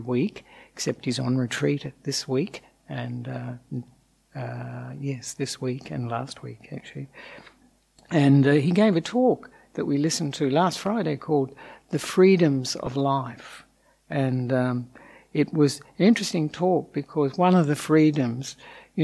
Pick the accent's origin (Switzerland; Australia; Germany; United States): Australia; accent: Australian; also born or lived in Sri Lanka; as you may have guessed from the accent, I'm an Australian monk.